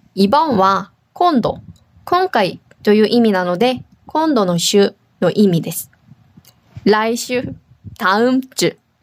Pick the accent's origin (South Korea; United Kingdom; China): South Korea; now in Okinawa, Japan; 沖縄に住んでいる、韓国人と台湾人がお届けします